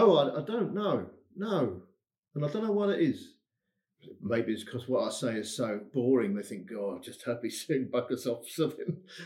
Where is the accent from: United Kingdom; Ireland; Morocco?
United Kingdom; England; accent: English; moved away as an adult; now in Odense, Denmark; I'm an Englishman.